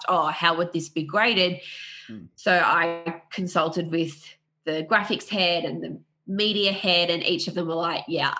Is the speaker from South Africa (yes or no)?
no; Australia; I'm from Australia